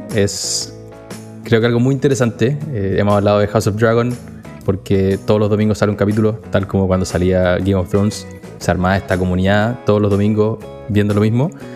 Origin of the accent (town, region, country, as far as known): Chile; moved away